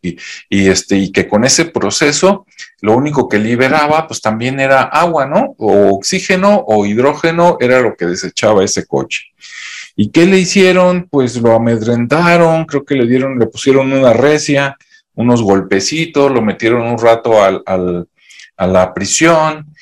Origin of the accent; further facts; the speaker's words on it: Mexico; aquí en mi país, México